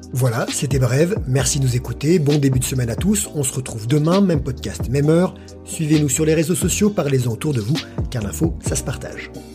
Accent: France

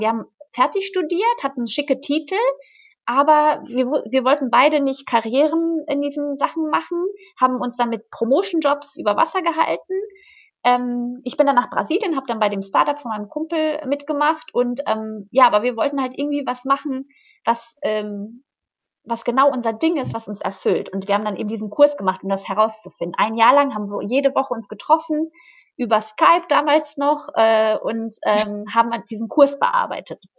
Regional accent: Hagen, North Rhine-Westphalia, Germany; moved away as an adult; also born or lived in Florianópolis, Brazil; ich komme halt aus Hagen. Das ist eine kleine Stadt

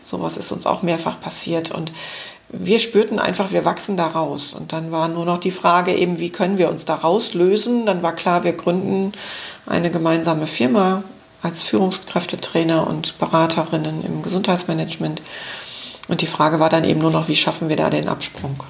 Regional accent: West Germany, Germany; also born or lived in Düsseldorf; bei uns im Westen

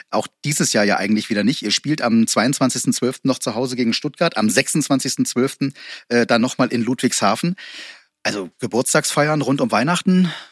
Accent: Iceland; Aber Olympiasilber 2008 mit meinem Heimatland ist für mich

